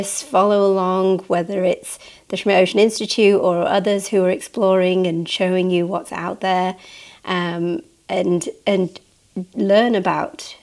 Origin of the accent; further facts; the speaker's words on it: Manchester, North West England, United Kingdom; I grew up near Jodrell Bank. I grew up in Manchester, and as a child we'd go to Jodrell Bank